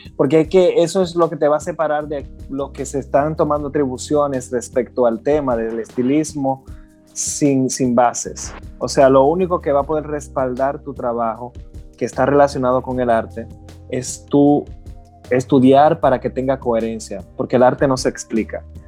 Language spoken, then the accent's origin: Spanish; Higüey, La Altagracia, Dominican Republic; moved away as an adult; now in United States; yo soy de Higüey, yo, yo vine hace poco. Y me recuerdo, yo acabo de llegar a Estados Unidos, pero a mí me encanta decir que yo soy de Higüey